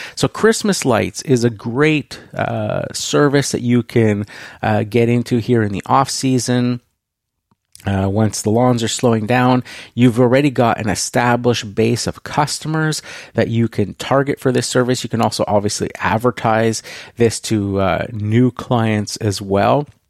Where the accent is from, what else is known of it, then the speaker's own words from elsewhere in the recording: Canada; I am Canadian